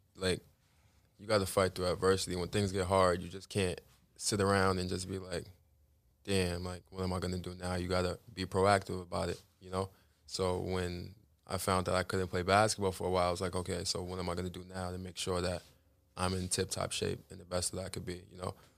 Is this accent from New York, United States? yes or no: yes; New York City, New York, United States; I grew up in Larlton, Queens.